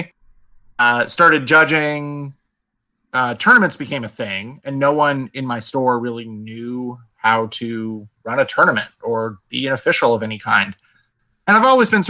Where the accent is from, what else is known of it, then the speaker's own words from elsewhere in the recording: Las Vegas, Nevada, United States; moved away as an adult; now in Seattle, United States; I've lived in Las Vegas since I was four. I really had never known any other city